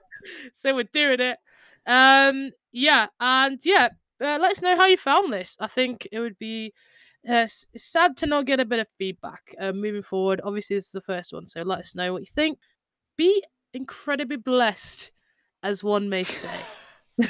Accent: United Kingdom; we're just British

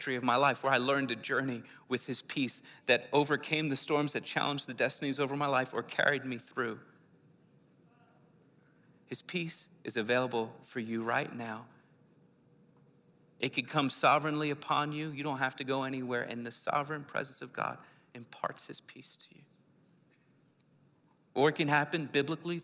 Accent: Philadelphia, Pennsylvania, United States; I'm from the city, I'm from Philly

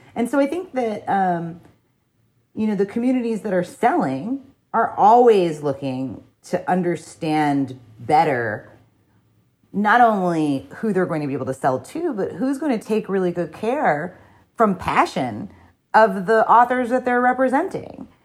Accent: New Jersey, United States; I am a person from New Jersey

